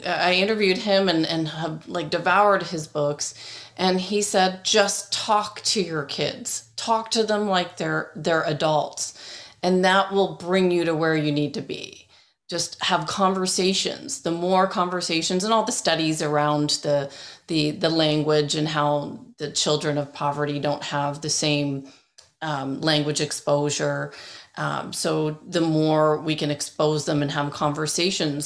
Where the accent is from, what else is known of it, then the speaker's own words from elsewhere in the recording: Toronto, Ontario, Canada; also born or lived in England; I grew up in Toronto.